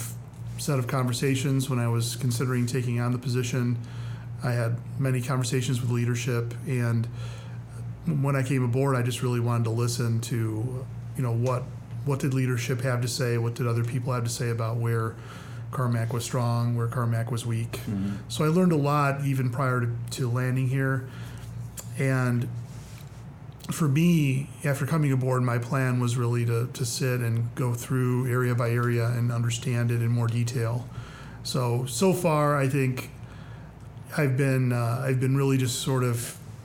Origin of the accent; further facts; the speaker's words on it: Chicago, Illinois, United States; moved away as an adult; also born or lived in St. Charles, Illinois; now in Springfield, United States; I've been a Midwesterner my whole life, so I grew up in the Chicagoland suburbs